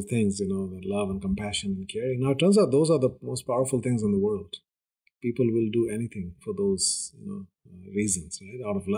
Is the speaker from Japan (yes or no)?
no; India; I come from India, which is a very, very patriarchal society